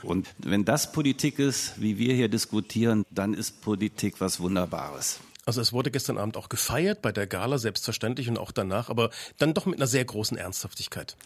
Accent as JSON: {"language": "German", "town": "Leipzig", "region": "Saxony", "country": "Germany", "tie": "born or raised there", "said": "aus meiner Heimatstadt, aus Leipzig"}